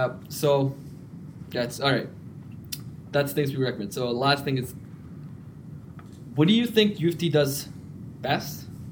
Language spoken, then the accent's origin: English; Hamilton, Ontario, Canada; I'm from Hamilton.